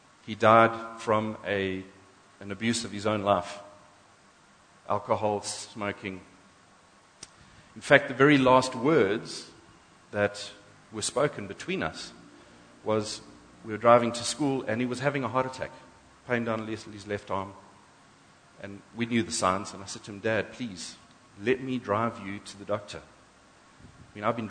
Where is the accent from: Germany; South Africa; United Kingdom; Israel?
South Africa; we're first black, white, English, Afrikaans, Zulu, and then we're South African.